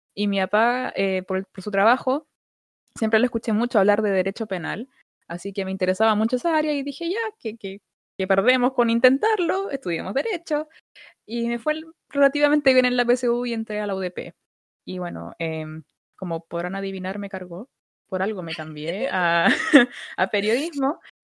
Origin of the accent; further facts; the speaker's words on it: Santiago, Santiago Metropolitan Region, Chile; soy de Santiago, de la comuna de Budahuel